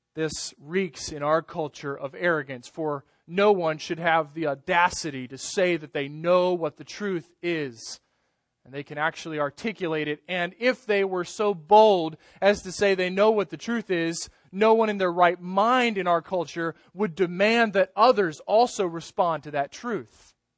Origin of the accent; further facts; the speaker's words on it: United States; grown up as an American Christian and lived in this country